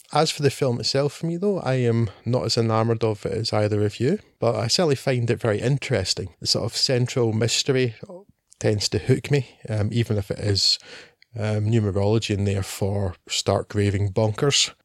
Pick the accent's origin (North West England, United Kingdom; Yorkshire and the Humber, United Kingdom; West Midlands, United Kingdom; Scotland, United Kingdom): Scotland, United Kingdom; we are Scottish men